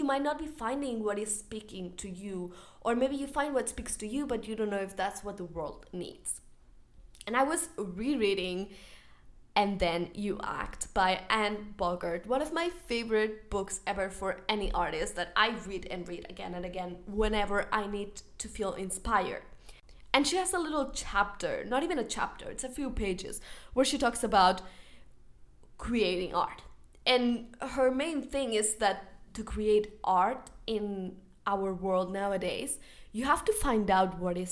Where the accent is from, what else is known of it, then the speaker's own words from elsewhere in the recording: Spain; I am from Spain